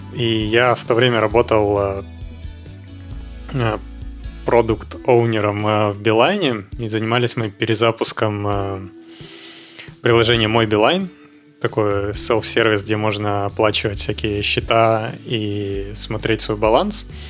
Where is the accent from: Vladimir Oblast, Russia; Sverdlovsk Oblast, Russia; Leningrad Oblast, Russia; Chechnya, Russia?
Sverdlovsk Oblast, Russia; Yekaterinburg; moved away as an adult; also born or lived in Moscow / Czech Republic; now in Barcelona, Spain; я родился в Екатеринбурге